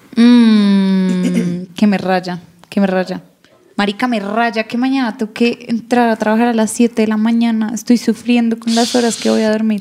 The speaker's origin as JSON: {"language": "Spanish", "region": "Bogotá", "country": "Colombia", "said": "los dos somos rolos, vivimos en Bogotá"}